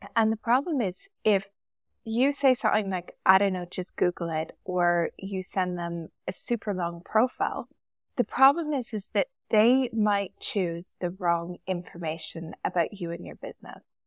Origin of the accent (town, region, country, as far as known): Canada; moved away as an adult; now in Dubai, United Arab Emirates